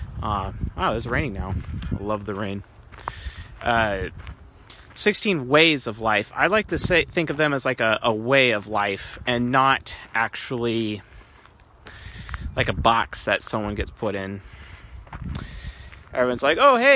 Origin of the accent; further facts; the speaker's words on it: Seattle, Washington, United States; now in California, United States; I'm from Seattle and I'm living in California